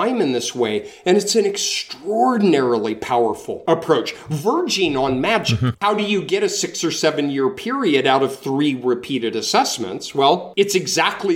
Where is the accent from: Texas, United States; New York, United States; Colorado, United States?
Colorado, United States; Denver; moved away as an adult; now in North Carolina, United States; I'm from Denver. I grew up in Denver, and I go home to see my family a couple of times a year